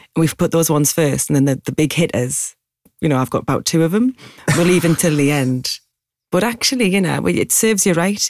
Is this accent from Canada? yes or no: no; Newcastle upon Tyne, North East England, United Kingdom; accent: Geordie; moved away as an adult; now in London, United Kingdom